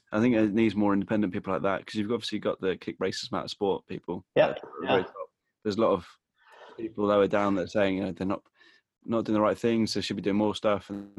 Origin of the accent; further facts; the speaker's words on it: England, United Kingdom; I'm fully English